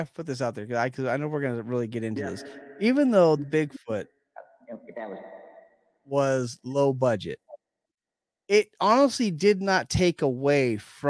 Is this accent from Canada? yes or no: yes; Saskatchewan, Canada; I'm from Saskatchewan.